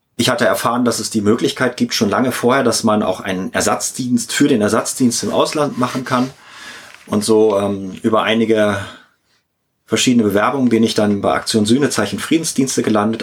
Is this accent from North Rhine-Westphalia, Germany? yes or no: no; Hamburg, Germany; ich bin in Hamburg aufgewachsen